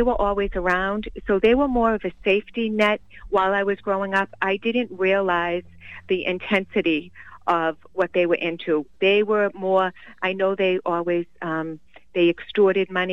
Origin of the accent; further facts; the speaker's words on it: Boston, Massachusetts, United States; Growing up in South Boston